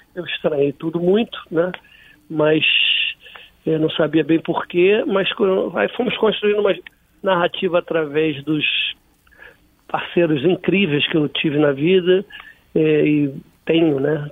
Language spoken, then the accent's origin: Portuguese; Rio de Janeiro, Brazil; sou da Zona Norte e moro atualmente na Zona Sul